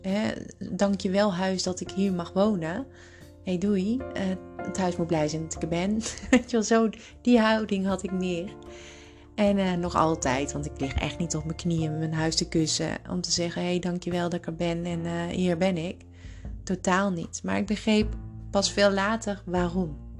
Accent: Tilburg, North Brabant, Netherlands; moved away as an adult; also born or lived in Hilversum; ik ging terug naar eh, Tilburg, waar ik vandaan kwam. En ik kwam te wonen bij mijn ouders

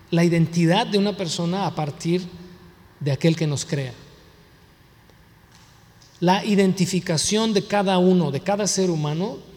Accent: United States; born there; Pues, yo nací aquí en Estados Unidos, pero pues hablo español, tengo un nopal aquí tatuado, pues, o sea, nací aquí, pero no soy de aquí, ¿no?

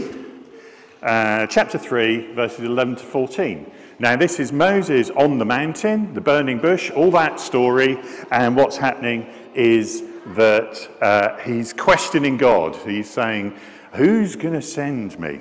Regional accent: Scotland, United Kingdom; I am Scottish

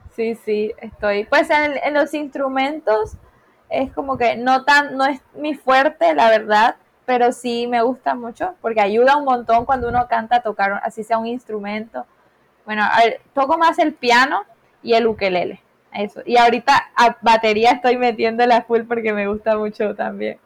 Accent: Caribbean coast, Colombia; Soy de Colombia, eh, de Colombia, de la costa colombiana

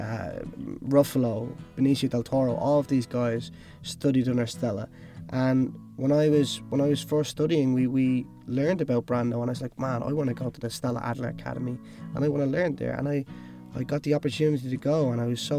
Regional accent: Dublin, Leinster, Ireland; moved away as an adult; also born or lived in Cork / Los Angeles; I then moved to Dublin, where I'm actually originally from

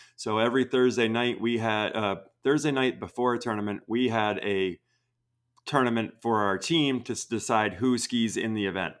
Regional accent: Vermont, United States; I grew up in Vermont

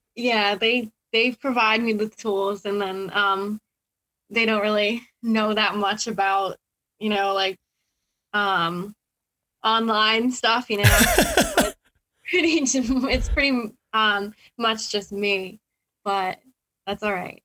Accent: Massachusetts, United States; born or raised there

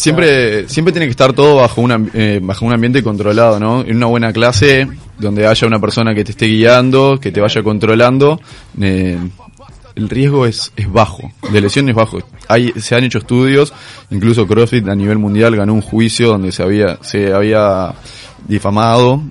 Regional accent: Uruguay

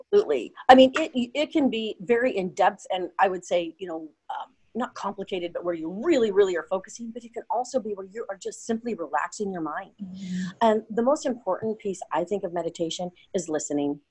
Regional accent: Portland, United States; I'm from Portland

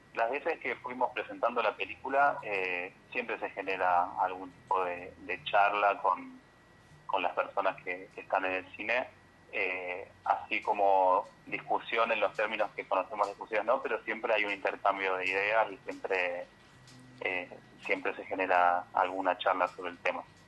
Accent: Villa Dolores, Córdoba, Argentina; yo nací en Villa Dolores y viví hasta lo, hasta que me fui a estudiar a Córdoba

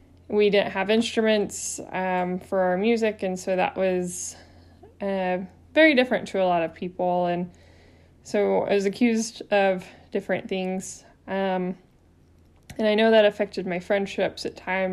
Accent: Arkansas, United States; also born or lived in Georgia; my family of four, we moved from Georgia to Arkansas for him to be able to preach at a congregation, and I was about 4 years old. And that's the congregation that I ended up attending all the way through my high school graduation

